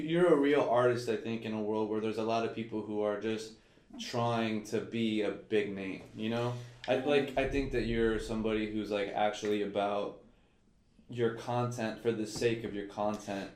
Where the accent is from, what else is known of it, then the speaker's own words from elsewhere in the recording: St. Petersburg, Florida, United States; so I'm from St. Pete, and I'm much more St. Pete than Tampa